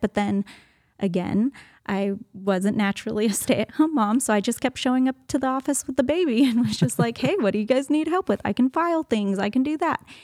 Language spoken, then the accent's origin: English; Los Angeles, California, United States; moved away as an adult; also born or lived in San Diego; now in Tyler, United States; I was born and raised in Los Angeles